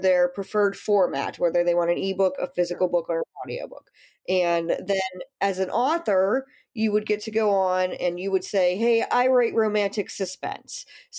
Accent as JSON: {"language": "English", "country": "United States", "also_born_or_lived": "Pittsburgh, Pennsylvania", "said": "I am the American of the group. I'm in Pittsburgh, Pennsylvania."}